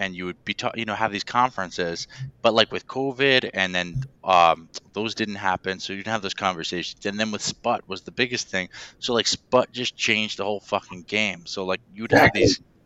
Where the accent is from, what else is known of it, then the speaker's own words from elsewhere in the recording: Westchester, New York, United States; I grew up in Westchester, so it's like 10 minutes from where Indian Point is